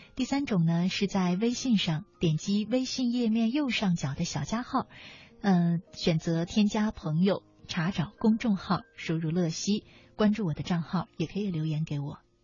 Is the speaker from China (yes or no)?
yes; China; 我们中国人